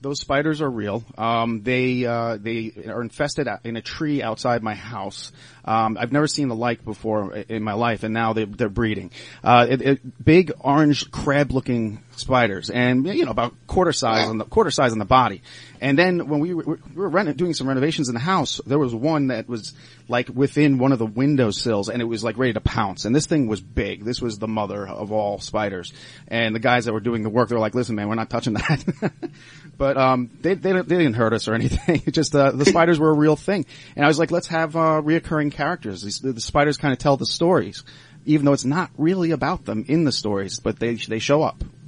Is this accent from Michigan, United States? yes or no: no; Cooperstown, New York, United States; also born or lived in Long Island, New York; now in Pittsburgh, United States; when I was a kid and growing up in Cooperstown, uh, well, I did a lot of growing up there